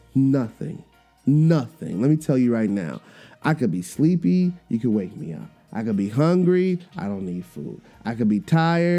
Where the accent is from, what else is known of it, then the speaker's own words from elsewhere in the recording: Trinidad & Tobago; I'm Trinidadian